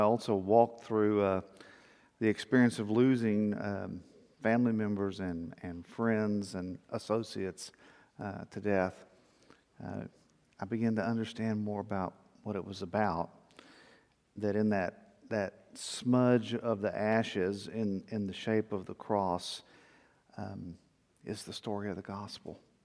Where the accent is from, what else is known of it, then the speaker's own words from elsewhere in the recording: South Texas, United States; growing up in South Texas